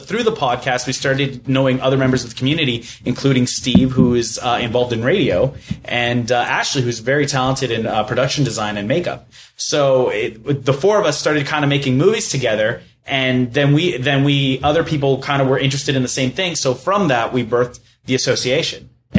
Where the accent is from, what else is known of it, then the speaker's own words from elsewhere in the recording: Fort McMurray, Alberta, Canada; also born or lived in El Salvador; I was raised here in Fort McMurray. My parents immigrated here in 86. I was 3 years old.